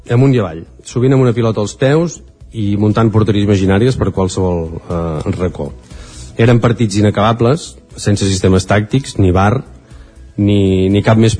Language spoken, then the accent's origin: Catalan; Manlleu, Catalonia, Spain; Tots els que som de Manlleu